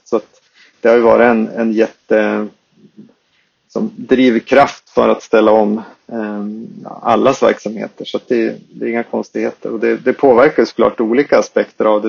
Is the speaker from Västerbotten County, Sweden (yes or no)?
yes; Skellefteå, Västerbotten County, Sweden; accent: Skellefteå dialect; vi, vi grundades i, uppe i Skellefteå, som man kan höra om min dialekt